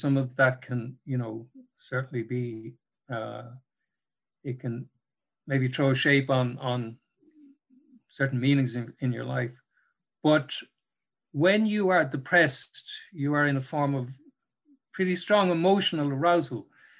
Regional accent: Cork, Munster, Ireland; now in Dublin, Ireland; when I moved to Dublin from Cork, when I first arrived in Dublin in the 90s

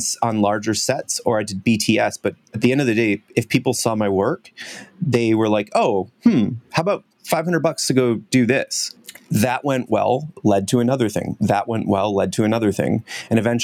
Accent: United States; moved away as an adult; also born or lived in Hong Kong; now in Vancouver, Canada; I'm originally from the States, so now I'm Canadian

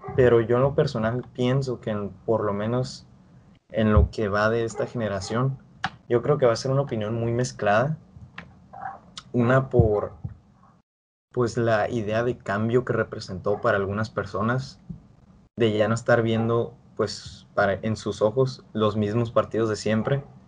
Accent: Mexico

